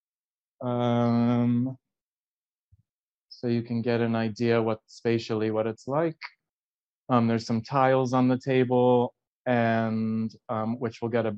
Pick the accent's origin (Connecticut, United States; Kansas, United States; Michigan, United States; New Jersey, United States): Connecticut, United States; also born or lived in California; now in Brooklyn, United States; I did ceramics as a kid in Connecticut. There was a pottery studio on what was Center Street in my hometown